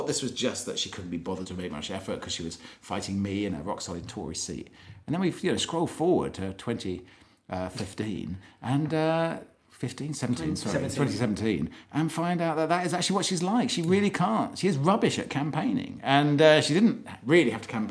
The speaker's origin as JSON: {"language": "English", "town": "Maidenhead", "region": "South East England", "country": "United Kingdom", "tie": "born or raised there", "moved": "yes", "said": "my hometown of Maidenhead"}